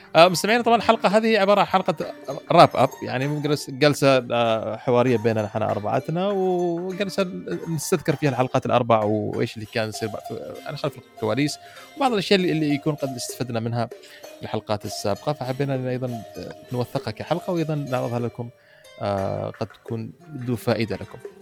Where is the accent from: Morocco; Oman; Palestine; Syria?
Oman; Muscat; عندنا في مسقط